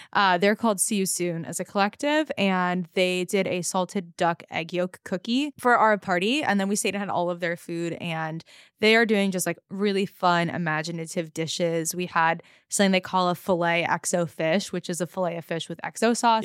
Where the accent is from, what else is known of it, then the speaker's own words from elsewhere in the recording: Los Angeles, California, United States; that I grew up with in Los Angeles